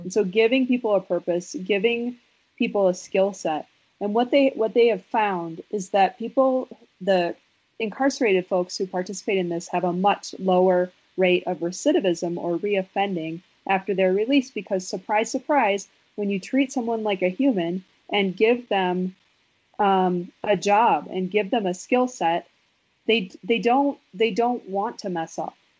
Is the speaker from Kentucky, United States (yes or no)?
no; Wisconsin, United States; I'm from Wisconsin